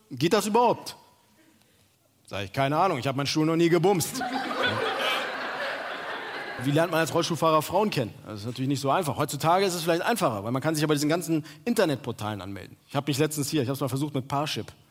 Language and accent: German; Turkey; ja, hey, ich bin Türke, ich bin Türke.